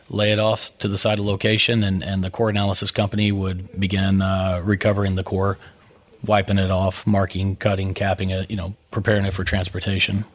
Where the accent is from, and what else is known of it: Brownwood, Texas, United States; born or raised there